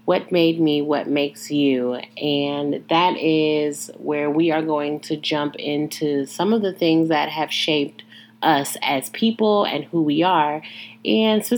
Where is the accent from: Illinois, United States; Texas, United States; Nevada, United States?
Illinois, United States; Joliet; I was born in Joliet, Illinois, born and raised